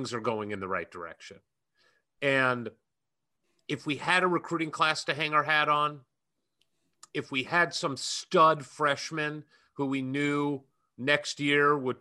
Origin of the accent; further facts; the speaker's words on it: California, United States; we're two morons from California